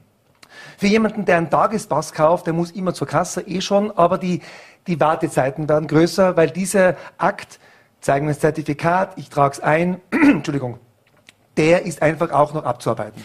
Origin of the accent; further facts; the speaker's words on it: Germany; als Deutscher